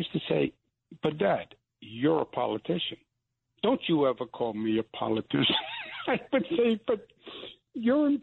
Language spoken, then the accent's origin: English; New York, United States; I'm from New York.